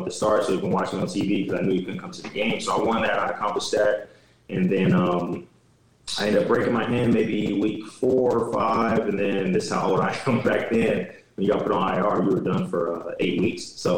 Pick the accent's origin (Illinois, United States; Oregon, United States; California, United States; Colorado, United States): Illinois, United States; And I grew up in Illinois.